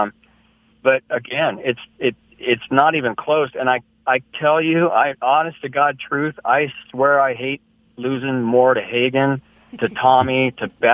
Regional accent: San Luis Obispo, California, United States; born or raised there

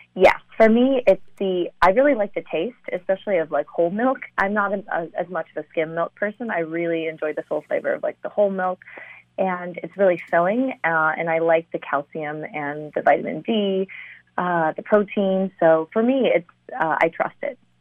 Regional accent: St. Louis, Missouri, United States; also born or lived in China / Ithaca, New York; most of my childhood I would consider St. Louis, Missouri, my hometown

